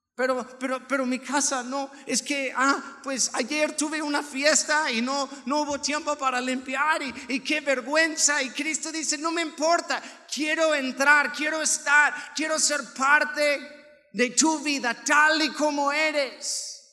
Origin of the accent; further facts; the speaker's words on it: Nayarit, Mexico; now in Aguascalientes, Mexico; Yo vengo de Nayarit